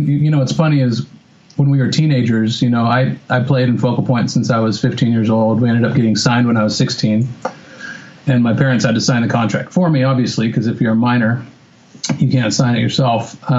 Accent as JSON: {"language": "English", "town": "Bend", "region": "Oregon", "country": "United States", "tie": "born or raised there", "also_born_or_lived": "Whittier", "said": "I was born in Whittier. And then for the first, pretty much moved out of Whittier like the first year I was alive. And then the first 10 years of my life were in Bend, Oregon"}